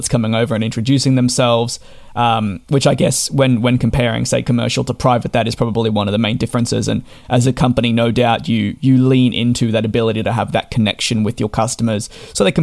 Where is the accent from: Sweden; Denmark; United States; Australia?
Australia; I'm being Australian myself